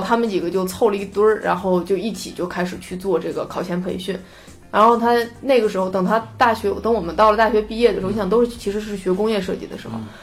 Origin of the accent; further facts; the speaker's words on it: China; moved away as an adult; also born or lived in United Kingdom; 像我们老家其实就很，很偏的一些，就是嗯，对啊十八线小县城嘛